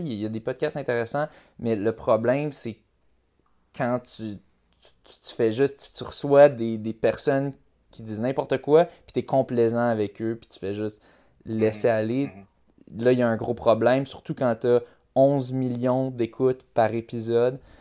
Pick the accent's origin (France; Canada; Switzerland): Canada; Quebec; moi aussi je suis québécois